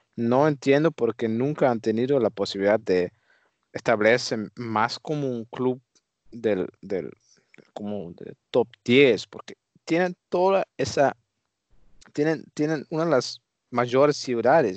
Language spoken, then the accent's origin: Spanish; Netherlands; yo como holandés